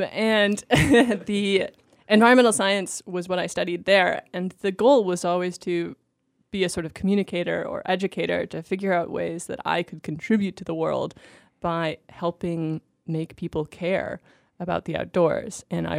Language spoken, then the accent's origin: English; Alaska, United States; moved away as an adult; now in Massachusetts, United States; I grew up in Alaska